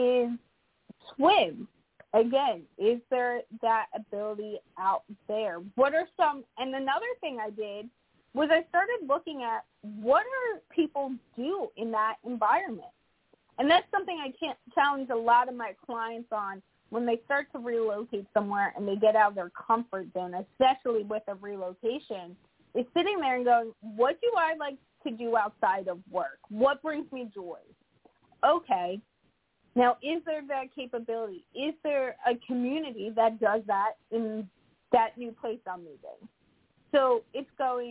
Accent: Arkansas, United States; now in New Jersey, United States; I was born in Arkansas

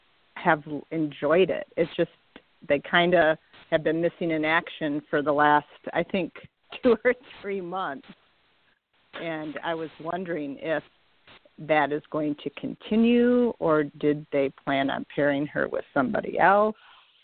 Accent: Michigan, United States; I am from Michigan.

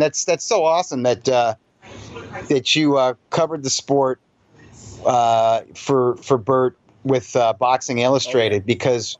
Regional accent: Columbus, Ohio, United States; also born or lived in Springfield, Missouri; No, actually, so the 70s was in Columbus, Ohio.

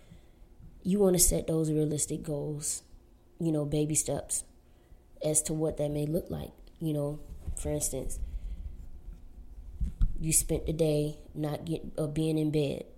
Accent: Florida, United States; now in Southern California, United States; growing up in Florida and living in Southern California

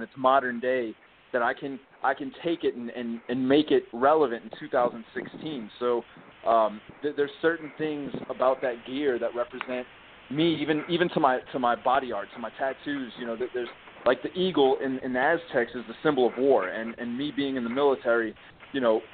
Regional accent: United States; I'm Hispanic American, you know, because I was born in the United States, but my parents are both from Costa Rica.

